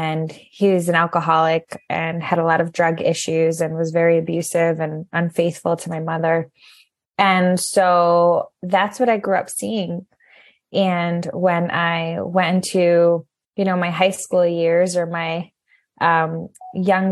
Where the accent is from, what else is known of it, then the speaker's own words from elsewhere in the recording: Connecticut, United States; moved away as an adult; also born or lived in New York / Colorado / Puerto Rico; We both grew up in Connecticut